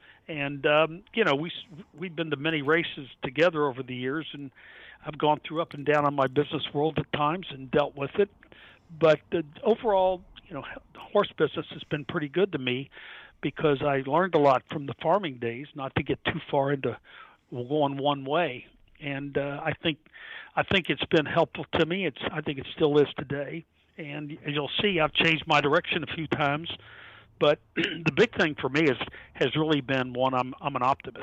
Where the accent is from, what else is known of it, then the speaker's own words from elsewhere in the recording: United States; I grew up around River Downs